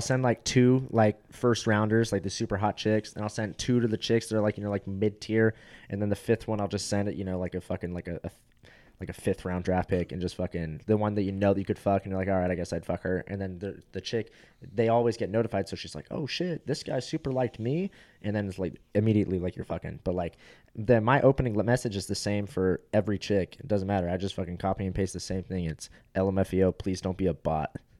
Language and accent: English; Fountain Valley, California, United States; moved away; I went from Fountain Valley where it's like eighty percent uh, Asians. Like are literally, I'll show you my high school yearbook.